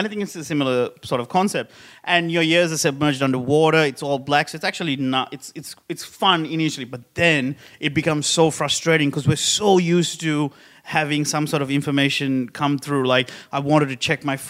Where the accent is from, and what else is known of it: Sri Lanka; born or raised there; moved away as an adult; now in Australia